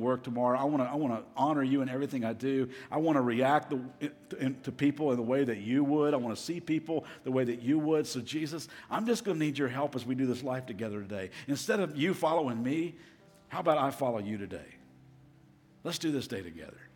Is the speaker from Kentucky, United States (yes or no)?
yes; Kentucky, United States; moved away as an adult; also born or lived in Las Vegas; I'm from Kentucky. I'm a Kentuckian